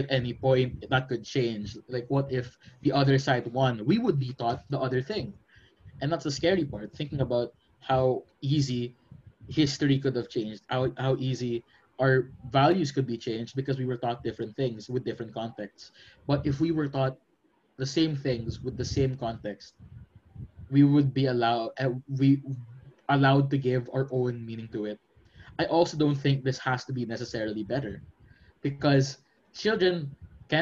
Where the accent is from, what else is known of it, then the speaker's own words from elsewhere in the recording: Philippines; I'm from the Philippines